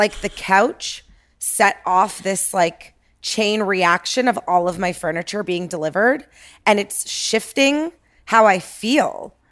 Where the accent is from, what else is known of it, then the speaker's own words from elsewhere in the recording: Toronto, Ontario, Canada; moved away as an adult; now in Los Angeles, United States; born and raised in Toronto